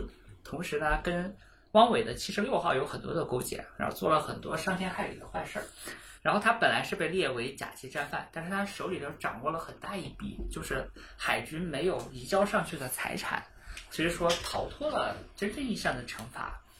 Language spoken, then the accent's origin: Chinese; China; 音乐里面，我们中国人讲五音，宫商角徵羽，一二三五七，我非要用四和六，